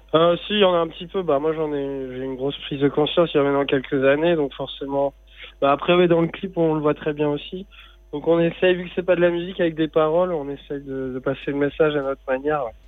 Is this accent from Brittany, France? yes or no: yes; Morlaix, Brittany, France; Nord Finistère même, de là où j'ai grandi, vers Morlaix